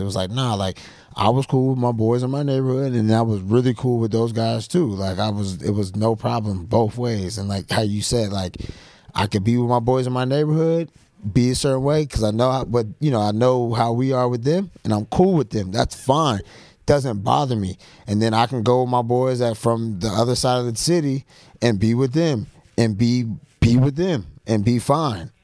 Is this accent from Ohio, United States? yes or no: no; Atlanta, Georgia, United States; being black, growing up in Atlanta or Georgia